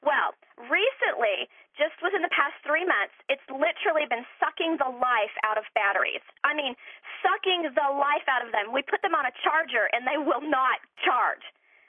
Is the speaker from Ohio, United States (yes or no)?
no; Florida, United States